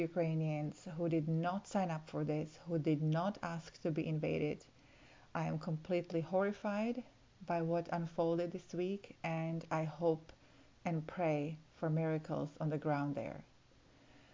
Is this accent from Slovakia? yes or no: yes; Slovakia; moved away; I'm originally from Slovakia